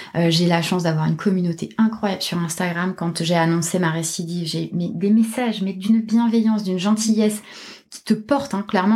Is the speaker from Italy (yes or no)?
no; Toulouse, Occitania, France; moved away; je suis toulousaine